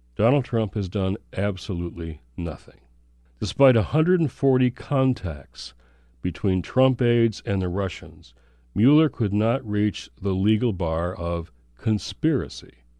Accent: Michigan, United States; from Michigan, my home state.

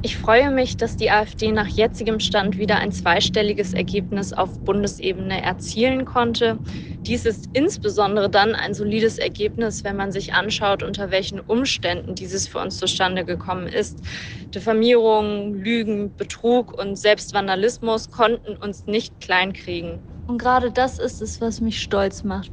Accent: East Germany, Germany; als Ostdeutsche, vor allem aus Ost

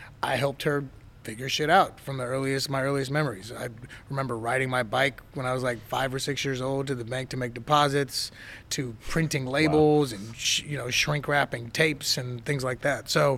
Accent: Inglewood, California, United States; born or raised there; also born or lived in Detroit, Michigan

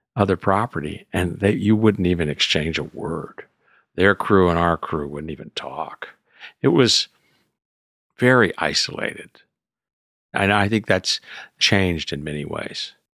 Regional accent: Houston, Texas, United States; moved away as an adult; also born or lived in France; now in Napa County, United States; I was raised in Houston as a k, city kid

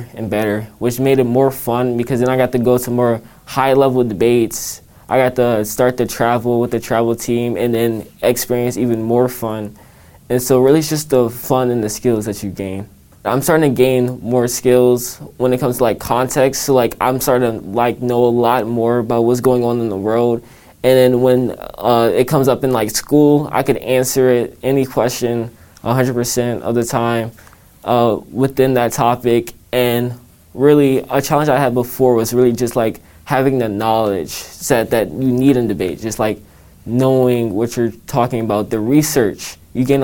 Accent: Washington, District of Columbia, United States; I grew up in a variety of different places, but mainly in the D.C. area.

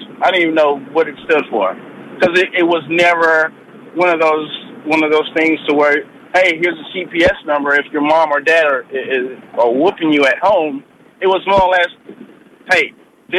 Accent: Houston, Texas, United States; now in Omaha, United States; I grew up in the South. I grew up in Houston

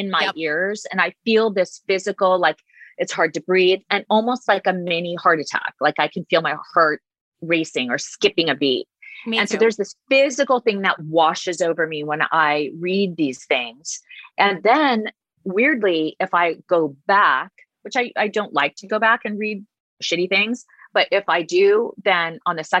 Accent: Huntington Beach and San Diego, California, United States; I grew up in Huntington Beach and San Diego

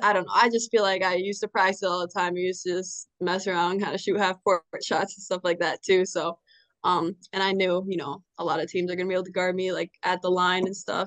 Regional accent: Stillwater, Minnesota, United States; born or raised there; moved away as an adult; now in Bloomington, United States

